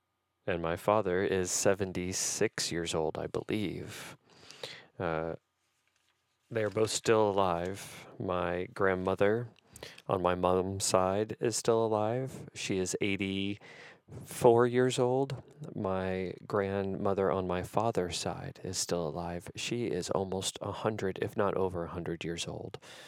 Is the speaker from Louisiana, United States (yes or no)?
yes; Algiers, Louisiana, United States; born there; I was born on February 27th, 1975, in the town of Algiers, Louisiana, which is just outside of New Orleans. So whenever anybody asks, I say New Orleans.